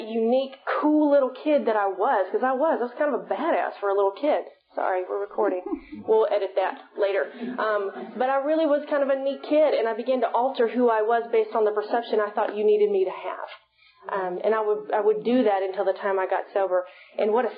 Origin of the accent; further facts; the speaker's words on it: Sulphur Springs, Texas, United States; I'm from East Texas originally. I'm from Sulphur Springs